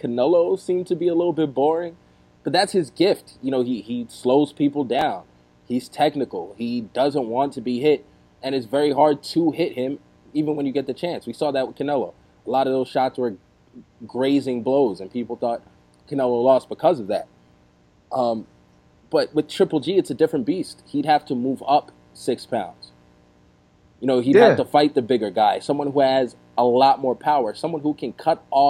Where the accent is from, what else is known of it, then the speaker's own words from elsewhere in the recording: New York, United States; growing up in New York